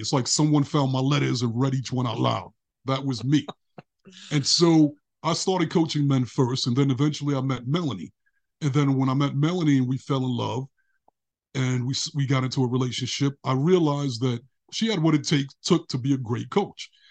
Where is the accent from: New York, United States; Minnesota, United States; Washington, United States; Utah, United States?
New York, United States; New York City; moved away as an adult; now in California, United States; when I was a kid growing up in Brooklyn, I was surrounded by broken relationships